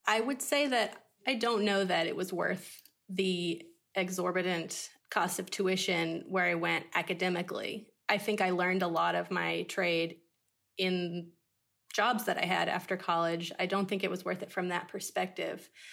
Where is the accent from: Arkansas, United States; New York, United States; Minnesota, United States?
Arkansas, United States; moved away as an adult; also born or lived in Boston / Los Angeles; now in Tennessee, United States; I could have gone to college in my home state, which is Arkansas